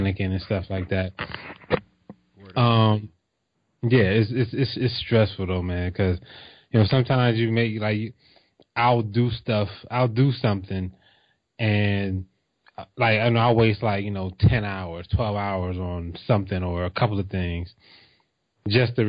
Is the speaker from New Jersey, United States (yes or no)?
yes; New Jersey, United States; I'm from Jersey